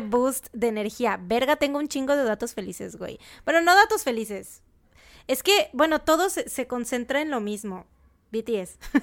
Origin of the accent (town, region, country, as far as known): Mexico